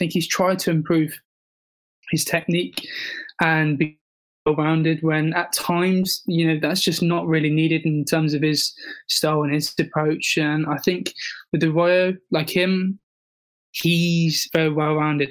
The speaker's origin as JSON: {"language": "English", "region": "England", "country": "United Kingdom", "said": "as a proud Englishman"}